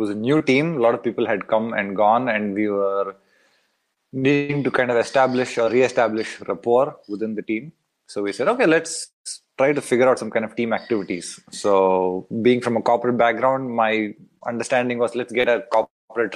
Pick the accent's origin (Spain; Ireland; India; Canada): India; moved away as an adult; also born or lived in United States; now in Berlin, Germany; I am from India originally. I've bounced around the world